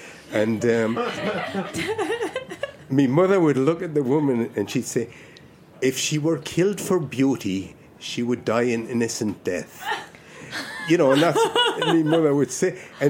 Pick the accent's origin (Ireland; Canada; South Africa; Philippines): Ireland; moved away; I was born in Ireland. I was born on the West Coast, right?